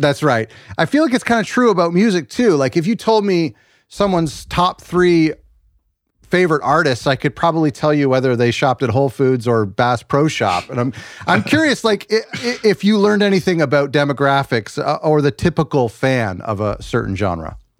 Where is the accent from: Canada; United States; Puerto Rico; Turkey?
Canada; as a Canadian, a white Canadian